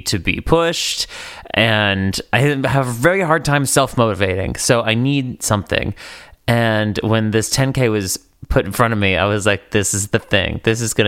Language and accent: English; East Coast, New England, United States; moved away as an adult; now in Los Angeles, United States; I'm from the East Coast.